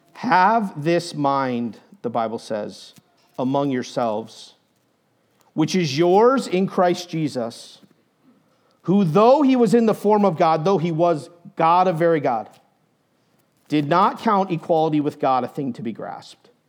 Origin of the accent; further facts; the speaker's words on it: New Hampshire, United States; moved away as an adult; also born or lived in Indiana / Steamboat Springs, Colorado; I grew up in New Hampshire